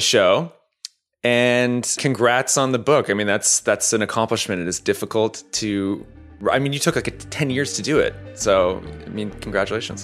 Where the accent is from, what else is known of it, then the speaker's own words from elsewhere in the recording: Canada; now in United States; a Canadian immigrant to the United States